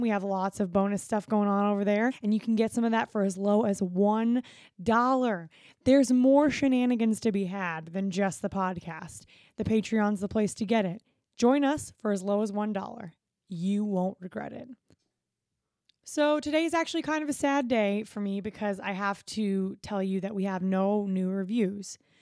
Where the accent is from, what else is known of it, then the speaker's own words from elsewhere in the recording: Florida, United States; we grew up going to Disney because I'm from Florida